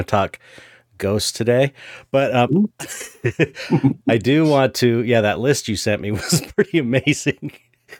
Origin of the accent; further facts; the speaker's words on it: San Pedro, California, United States; I'm from San Pedro.